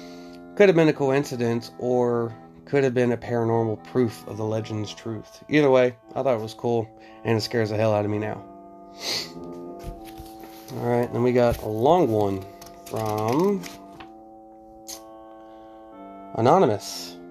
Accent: New Jersey, United States; Growing up in Somerset County, it was almost a rite of passage to hear the check out the rumors surrounding the ever so spooky Devil's Tree in Basking Ridge.

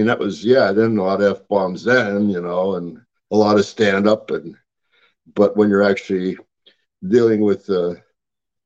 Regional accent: Pennsylvania, United States; I'm from Pennsylvania

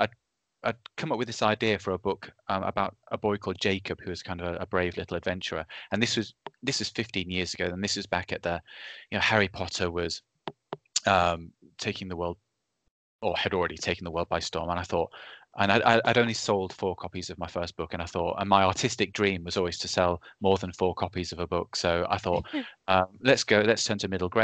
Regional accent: Reading, South East England, United Kingdom; But I was from Reading, a place called Reading in the UK, which is it's southeast England, quite near London. But it's basically just a kind of big suburbia that I lived

